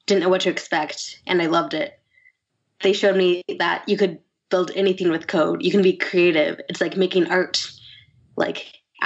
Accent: Silicon Valley, California, United States; I grew up in Silicon Valley

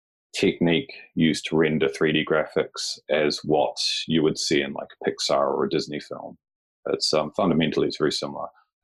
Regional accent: New Zealand; now in Japan; Yeah, so I currently live and work in Japan. I'm from New Zealand

